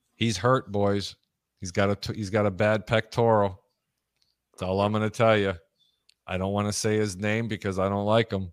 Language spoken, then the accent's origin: English; Chicago, Illinois, United States; I'm from Chicago